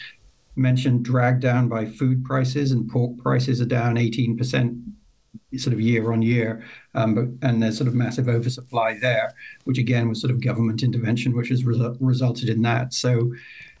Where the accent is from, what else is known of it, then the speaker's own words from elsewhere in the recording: Ireland; moved away; originally I'm from Ireland